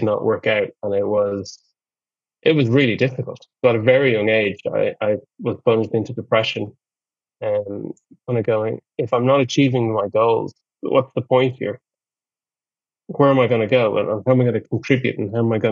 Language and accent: English; Ireland; That was the culture that I grew up in Ireland